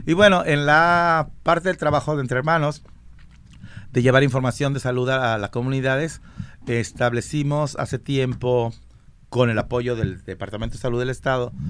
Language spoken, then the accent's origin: Spanish; San Marcos, Guatemala; Yo soy de Guatemala.